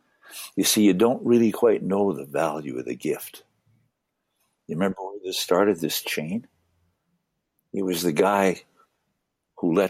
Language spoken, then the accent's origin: English; One Arrow First Nation, Saskatchewan, Canada; also born or lived in Winnipeg, Manitoba; now in Alberta, Canada; I was born on One Arrow.